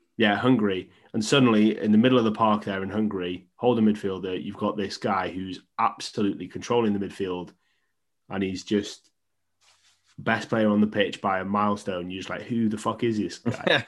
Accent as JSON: {"language": "English", "region": "Wales", "country": "United Kingdom", "said": "I'm Welsh. I'm a Welsh fan."}